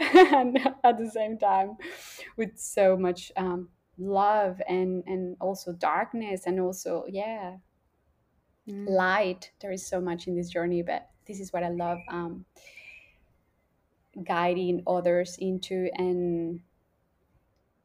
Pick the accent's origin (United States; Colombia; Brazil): Colombia; now in Australia; I grew up in Colombia, a smaller town, like compared to Australia